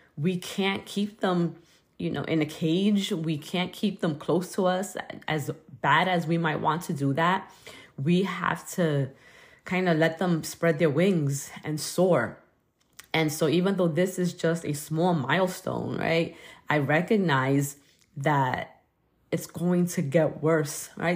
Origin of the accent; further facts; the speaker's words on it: New York City, New York, United States; growing up in Brooklyn